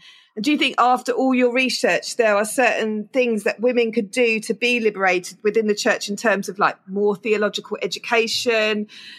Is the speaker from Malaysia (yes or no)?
no; United Kingdom